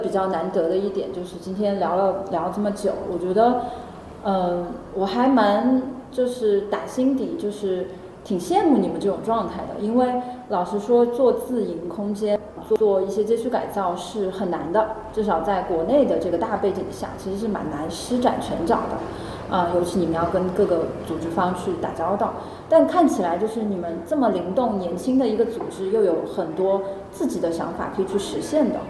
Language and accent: Chinese; Chengdu, Sichuan, China; 大概描述一下那片。因为我其实小时候在那边长大的。